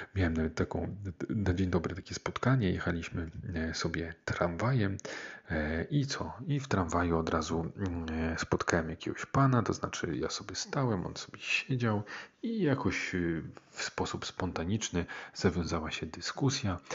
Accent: Pruszków, Masovian Voivodeship, Poland; moved away; also born or lived in Warsaw / Gdańsk; dorastałem w takim niezbyt dużym miasteczku, tak około 50 tysięcy mieszkańców, e, czyli Pruszków

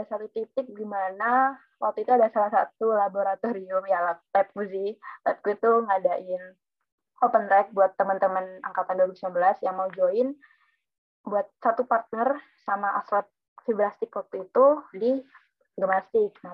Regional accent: Probolinggo, East Java, Indonesia; Aku dari, asalku dari Probolinggo dan aku teknik fisika angkatan 2019.

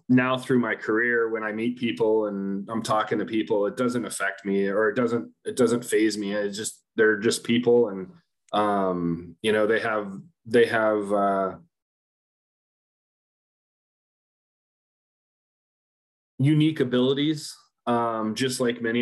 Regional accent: Windermere, Florida, United States; I grew up in Orlando, Florida, or just outside in Windermere, Florida

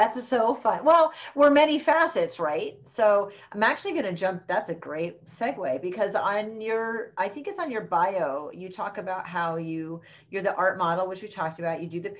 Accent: Rhode Island, United States; born there; I was born in Rhode Island. So we're both from New England. Neither one of us really has an accent though.

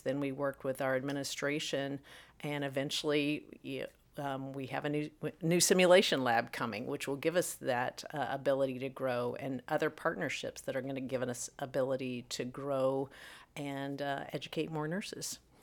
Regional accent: Missouri, United States; also born or lived in North Carolina; now in Illinois, United States; come back to the Midwest, where my roots are, uh, originally from Missouri

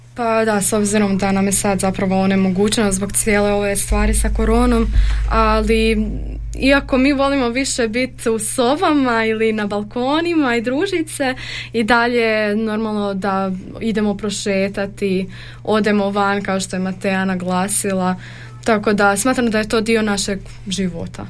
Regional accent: Zagreb, City of Zagreb, Croatia; moved away as an adult; now in Đakovo, Croatia; Ja dolazim iz Zagreba.

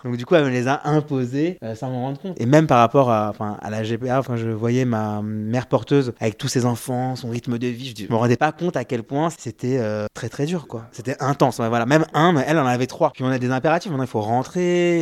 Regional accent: France; nous, on est Français, on a une mentalité de Français.

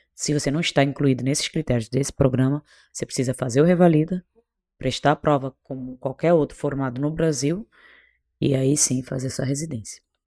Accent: Cape Verde; accent: Portuguese from Portugal; moved away as an adult; also born or lived in Bolivia; now in Brazil; Eu na realidade eu sou cabo-verdiana, sou de um país bem pequenininho

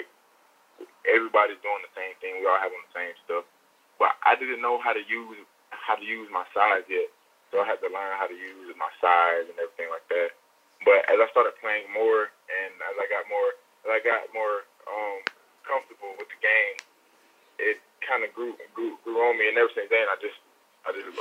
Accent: Atlanta, Georgia, United States; I grew up more on the east side of Atlanta, more like Kirkwood and that area over there.

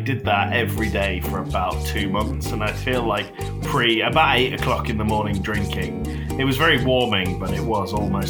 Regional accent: United Kingdom; accent: British

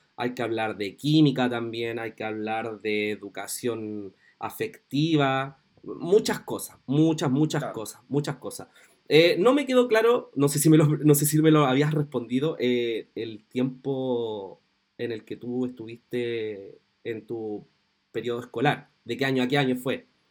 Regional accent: Chile

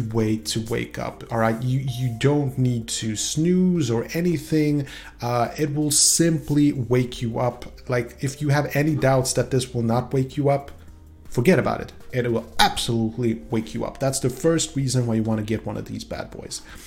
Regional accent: Sweden; English is a second language; i am from Sweden

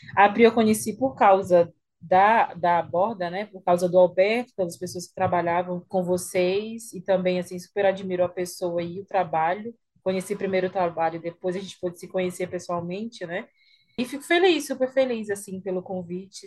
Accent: São Luís, Maranhão, Brazil; eu tenho 31 anos, é, sou de São Luís, moro aqui

